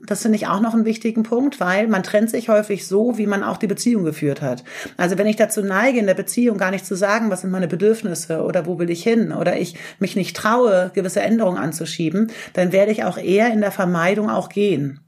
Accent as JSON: {"language": "German", "town": "Göttingen", "region": "Lower Saxony", "country": "Germany", "moved": "as an adult", "lives_now": "Hamburg, Germany", "said": "ich komme eigentlich aus Göttingen, aber bin äh, nach dem Abi nach Hamburg gezogen"}